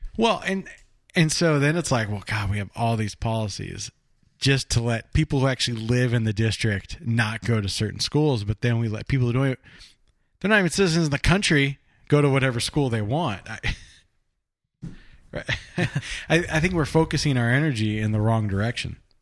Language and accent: English; Burbank, California, United States; where I grew up down in Burbank